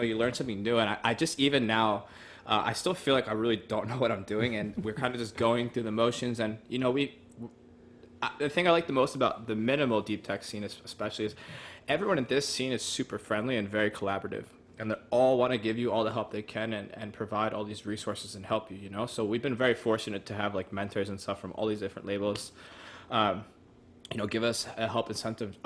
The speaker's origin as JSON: {"language": "English", "town": "New York City", "region": "New York", "country": "United States", "tie": "born or raised there", "said": "I've lived in this area pretty much my whole life."}